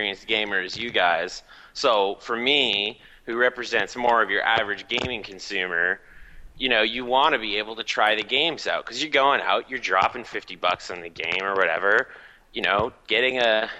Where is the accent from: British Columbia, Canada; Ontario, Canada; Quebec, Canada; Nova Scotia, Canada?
Quebec, Canada; Montreal; I'm from Montreal, Quebec.